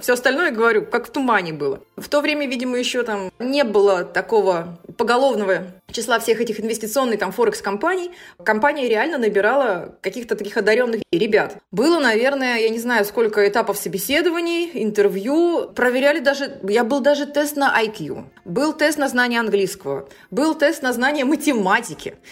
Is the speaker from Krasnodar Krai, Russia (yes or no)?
no; Saint Petersburg, Russia; Я родилась в Санкт-Петербурге в 1985 году